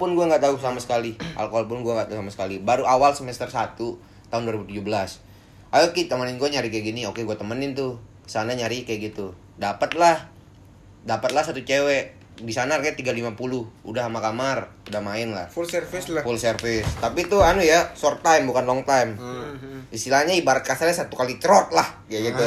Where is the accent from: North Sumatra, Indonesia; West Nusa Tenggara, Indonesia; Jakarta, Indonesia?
West Nusa Tenggara, Indonesia; Mataram; moved away as an adult; also born or lived in Bandung; di lingkungan gua, dari desa gua main, terus pertengahan kota, yang Mataram gua bilang tuh pertengahan kota, bukan pusat-, pusat kota